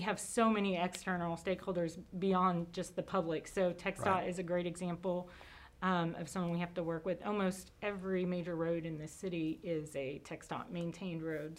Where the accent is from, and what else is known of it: College Station, Texas, United States; born or raised there